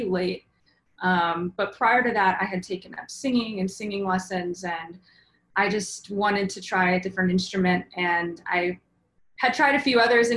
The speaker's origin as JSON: {"language": "English", "town": "Chicago", "region": "Illinois", "country": "United States", "tie": "born or raised there", "said": "I grew up in Chicago"}